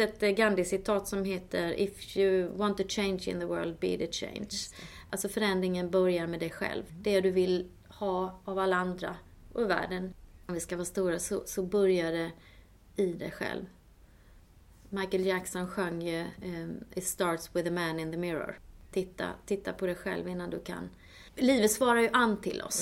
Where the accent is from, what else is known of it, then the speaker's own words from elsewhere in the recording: Småland, Sweden; moved away; jag kommer ju från Småland